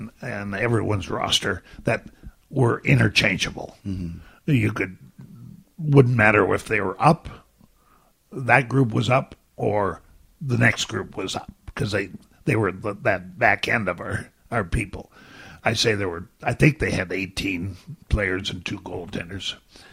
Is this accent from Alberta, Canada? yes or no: no; Ontario, Canada; Southeastern Ontario.